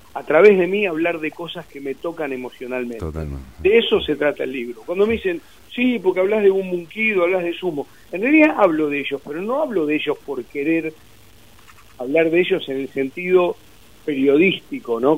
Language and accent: Spanish; Mar del Plata, Buenos Aires Province, Argentina; moved away; me crié en Mar del Plata, después, bueno, cuando se rompió la familia sentí como una especie de, de, destierro cuando me fui a Buenos Aires a vivir.